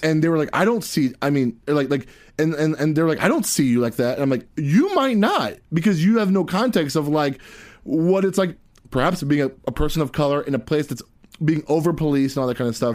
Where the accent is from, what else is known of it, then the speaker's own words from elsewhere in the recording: Tampa, Florida, United States; I'm from West Tampa